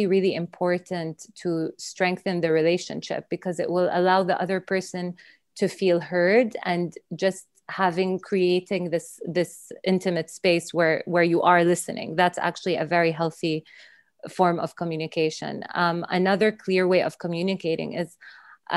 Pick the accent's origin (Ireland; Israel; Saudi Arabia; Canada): Saudi Arabia; also born or lived in Dubai / London; now in United Kingdom; I'm from Saudi Arabia